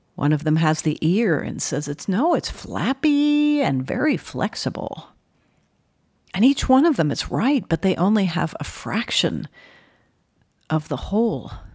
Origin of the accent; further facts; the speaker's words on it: New Haven, Connecticut, United States; I was born in New Haven, Connecticut.